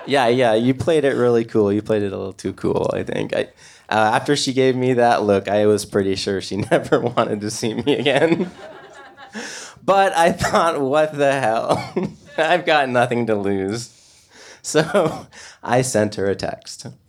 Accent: Portland, Oregon, United States; I'm from Portland, Oregon

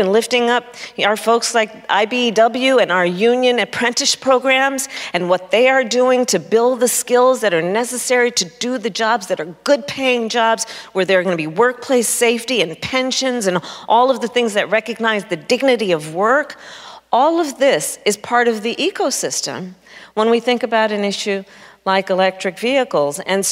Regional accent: Oakland, California, United States; I was born in Oakland, California, which is in the Bay Area of California

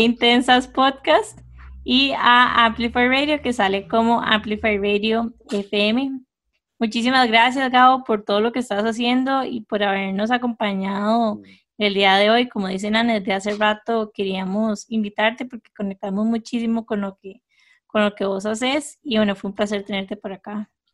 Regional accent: Costa Rica; lugares en Costa Rica con los que todos nos pudiéramos sentir identificados

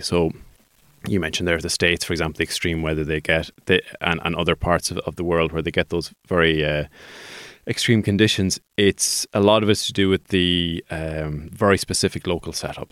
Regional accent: Sligo, Connacht, Ireland; I'm a Sligo man

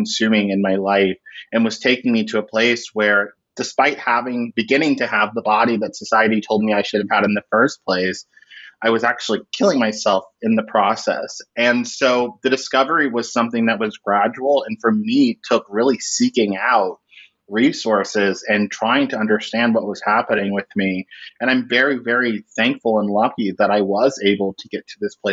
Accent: Orlando, Florida, United States; I grew up in Orlando, Florida

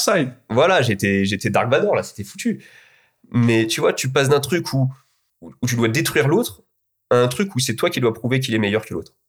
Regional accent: Alfortville, Île-de-France, France; also born or lived in Rosny-sous-Bois; je me suis entraîné quand j'étais petit à Alfortville

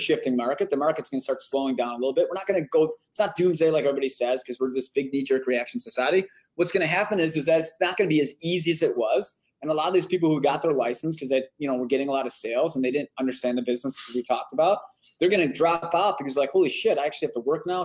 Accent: Chicago, Illinois, United States; growing up on the South side

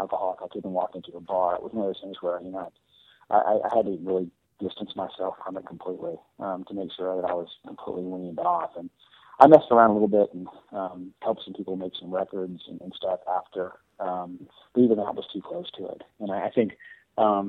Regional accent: Florida, United States; moved away; also born or lived in New York; when I moved from New York down to Florida, I'm actually from Florida, so I moved home

